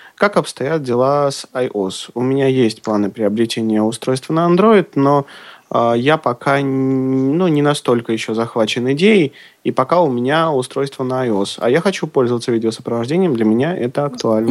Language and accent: Russian; Moscow, Russia; у нас сейчас, если кто-то не знает, в Москве